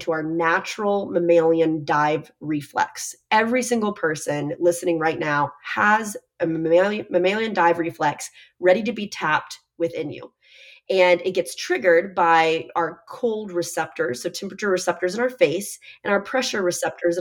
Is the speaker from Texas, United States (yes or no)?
yes; Texas, United States; now in Miami, United States; I'm also from Texas